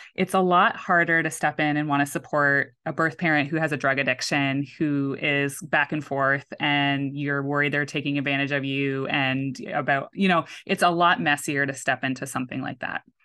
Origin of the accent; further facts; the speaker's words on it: Canada; moved away; So I am very much Canadian